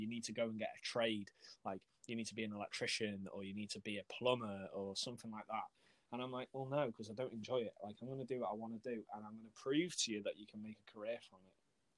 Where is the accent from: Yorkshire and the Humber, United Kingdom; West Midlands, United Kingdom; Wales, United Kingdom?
Wales, United Kingdom; accent: a bit of a Yorkshire twang; also born or lived in Yorkshire; my accent's really cool, weird, because like, I'm from Wales, but I moved to Yorkshire for 4 years and then I moved back. So I've kind of got a bit of a Yorkshire twang, but because I'm from North Wales, I don't have that proper stereotypical Gavin and Stacey sort of accent.